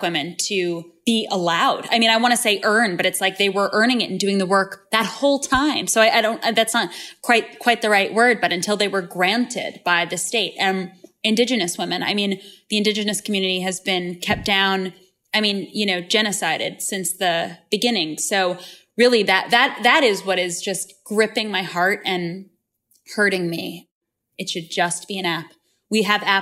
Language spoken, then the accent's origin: English; Long Island, New York, United States; I grew up on Long Island in this very socially conservative town